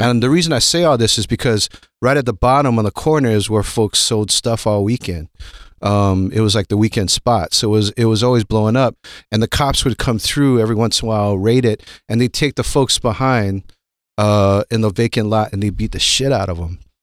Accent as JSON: {"language": "English", "town": "Honolulu", "region": "Hawaii", "country": "United States", "tie": "born or raised there", "also_born_or_lived": "Berkeley, California", "moved": "yes", "said": "I grew up in Honolulu, Hawaii."}